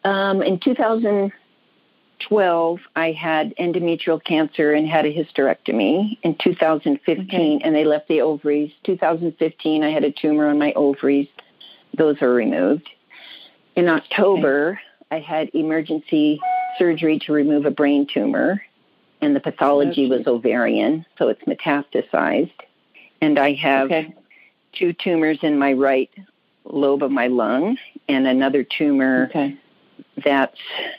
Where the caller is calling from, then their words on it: Scottsdale, Arizona, United States; I'm calling from Scottsdale.